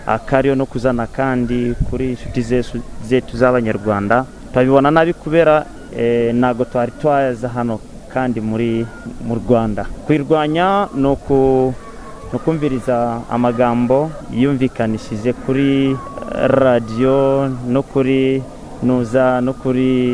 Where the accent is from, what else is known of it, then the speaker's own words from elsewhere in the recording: DR Congo; twebwe nk'abakongomani